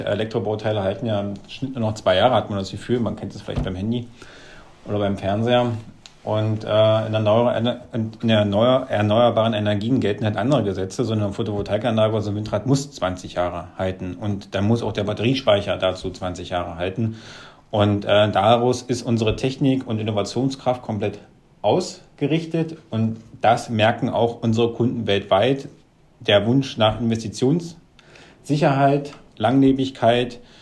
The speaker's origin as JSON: {"language": "German", "town": "Wittenberg", "region": "Saxony-Anhalt", "country": "Germany", "said": "Ich komme hier aus der Lutherstadt Wittenberg, ähm, das liegt so zwischen Leipzig und Berlin."}